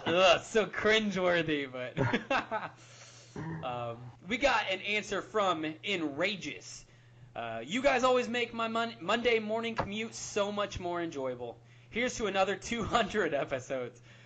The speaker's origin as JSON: {"language": "English", "region": "Southern Illinois", "country": "United States", "tie": "born or raised there", "said": "my hometown in Southern Illinois"}